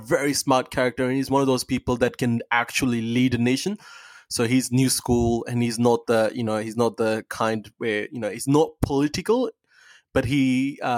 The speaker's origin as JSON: {"language": "English", "country": "Pakistan", "moved": "yes", "lives_now": "Australia", "said": "I'm from Pakistan."}